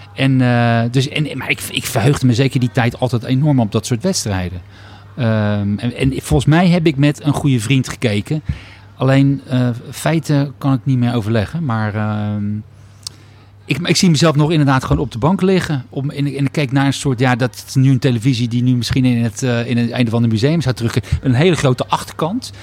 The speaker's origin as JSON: {"language": "Dutch", "town": "Rotterdam", "region": "South Holland", "country": "Netherlands", "said": "Rotterdammer in hart en nieren"}